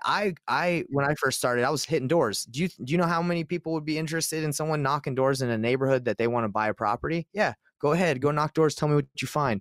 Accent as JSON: {"language": "English", "region": "Utah", "country": "United States", "said": "I'm from Utah"}